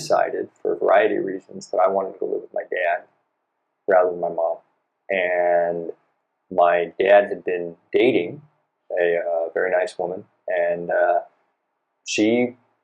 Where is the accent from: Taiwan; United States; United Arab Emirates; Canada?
United States; San Francisco, California; moved away as an adult; also born or lived in Hong Kong; now in Japan; born and raised San Francisco Bay Area